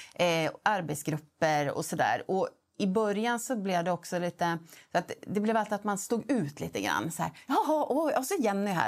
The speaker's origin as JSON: {"language": "Swedish", "town": "Gävle", "region": "Gävleborg County", "country": "Sweden", "tie": "born or raised there", "said": "jag född och uppvuxen i Gävle"}